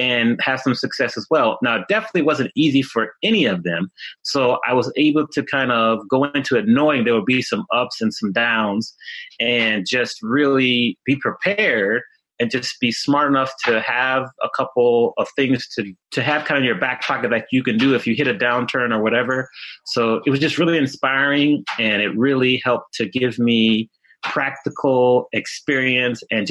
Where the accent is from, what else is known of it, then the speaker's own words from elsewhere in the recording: Washington, District of Columbia, United States; moved away as an adult; also born or lived in Atlanta / Chicago / Dallas / Miami; now in Los Angeles, United States; I grew up in the Washington, D.C. area. So I grew up there and went to school there.